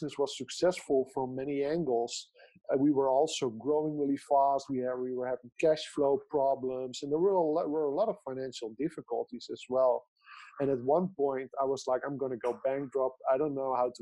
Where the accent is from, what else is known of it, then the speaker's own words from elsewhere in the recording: Netherlands; I grew up in the Netherlands and I still live in the Netherlands